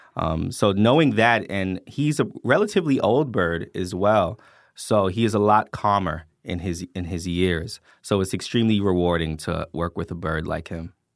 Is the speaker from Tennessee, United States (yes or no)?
no; New York City, New York, United States; now in Atlanta, United States; I grew up in the Bronx, New York